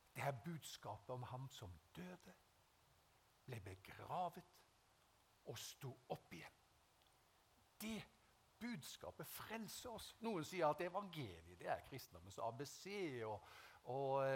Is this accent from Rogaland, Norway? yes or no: yes; Haugesund, Rogaland, Norway; jeg ble frelst i 1974 hjemme i Haugesund